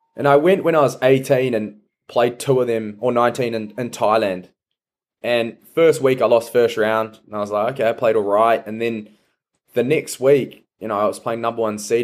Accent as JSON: {"language": "English", "region": "Taranaki", "country": "New Zealand", "tie": "born or raised there", "also_born_or_lived": "New Plymouth", "said": "grew up in Taranaki and I just feel everything I know is Taranaki and New Zealand"}